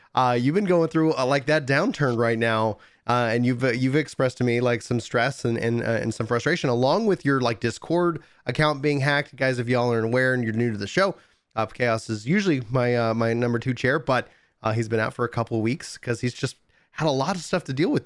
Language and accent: English; East Texas, United States; I grew up in East Texas. I was born in East Texas.